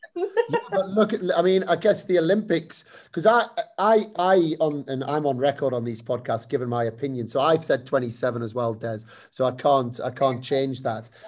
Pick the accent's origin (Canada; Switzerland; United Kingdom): United Kingdom; as British people